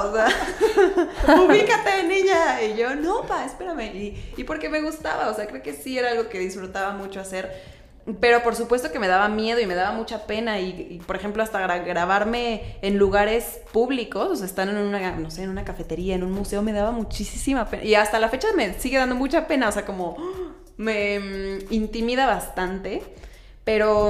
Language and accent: Spanish; Querétaro, Mexico; yo soy queretana, queretana